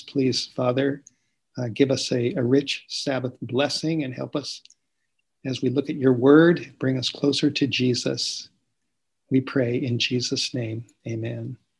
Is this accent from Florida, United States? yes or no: no; Los Angeles, California, United States; moved away; I grew up in California, grew up in Los Angeles, I uh, grew up in the Hollywood Hills